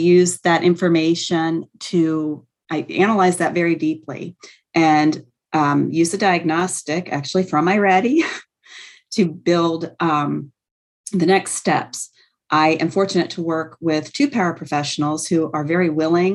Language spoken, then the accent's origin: English; North Carolina, United States; also born or lived in Trenton, New Jersey; now in Camden, United States; I'm originally from North Carolina